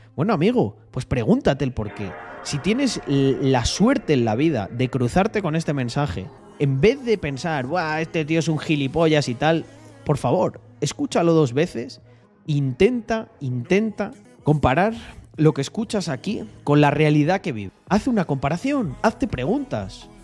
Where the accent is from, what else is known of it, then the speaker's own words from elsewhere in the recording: Spain; soy de España